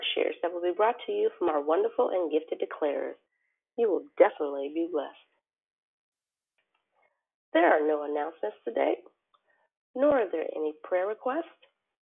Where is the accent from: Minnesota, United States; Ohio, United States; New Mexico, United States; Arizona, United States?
Arizona, United States